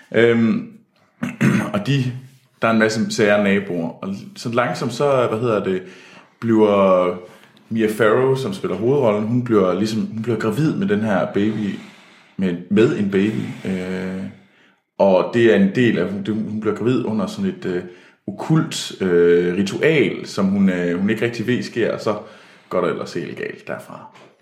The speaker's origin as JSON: {"language": "Danish", "country": "Denmark", "said": "der kommer jeg simpelthen for meget fra Jylland"}